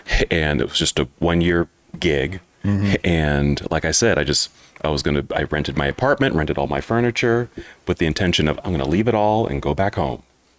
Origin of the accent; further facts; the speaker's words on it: Oakland, California, United States; moved away as an adult; now in Salt Lake City, United States; I am originally from Oakland, California.